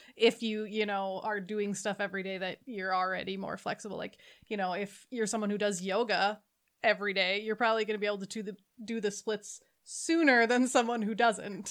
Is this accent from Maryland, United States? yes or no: no; Minnesota, United States; I live in Minnesota, I grew up in Minnesota, it is freezing